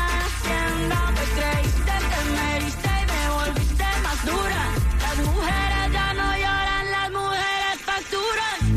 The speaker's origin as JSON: {"language": "Spanish", "country": "Puerto Rico", "lives_now": "West Palm Beach, United States", "said": "Soy de Puerto Rico y te estoy llamando de West Palm"}